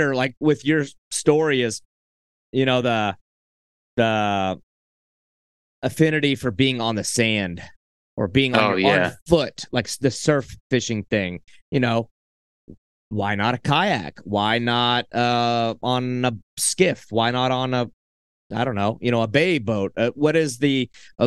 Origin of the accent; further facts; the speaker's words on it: Southeast, United States; I grew up in the Southeast